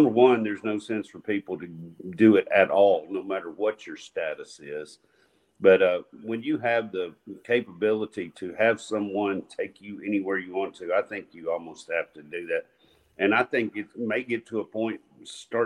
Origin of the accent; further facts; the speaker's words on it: Nashville, Tennessee, United States; we are from Metro Nashville